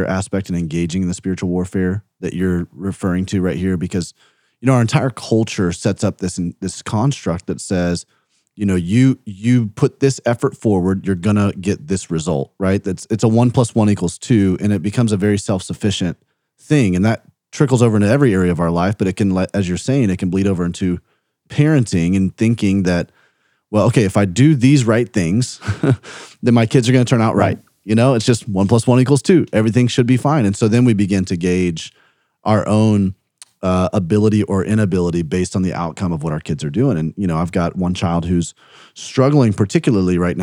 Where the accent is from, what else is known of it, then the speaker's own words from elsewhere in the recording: Birmingham, Alabama, United States; moved away; also born or lived in South Carolina; I grew up in Birmingham